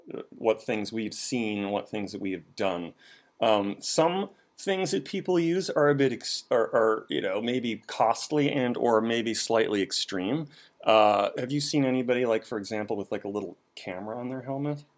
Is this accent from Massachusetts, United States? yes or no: yes; Boston, Massachusetts, United States; now in Washington, D.C., United States; I grew up in Boston.